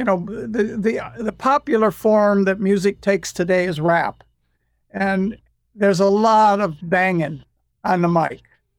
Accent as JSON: {"language": "English", "country": "United States", "said": "You do this in England, you're British, but I'm American. I'm an ex-convict and I'm a musician. I want to take this on in this country."}